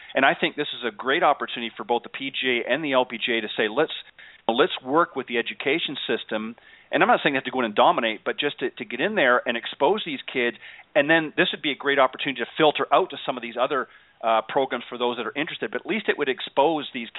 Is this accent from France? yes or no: no; Canada; I'm from Canada